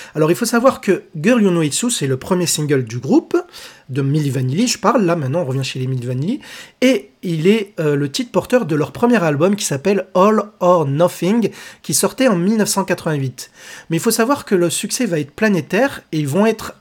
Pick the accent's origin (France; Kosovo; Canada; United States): France; Chez nous en France